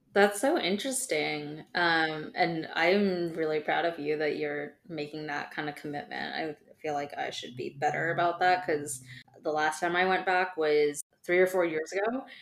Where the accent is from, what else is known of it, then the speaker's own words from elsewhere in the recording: Southern California, United States; … and I both grew up in Southern California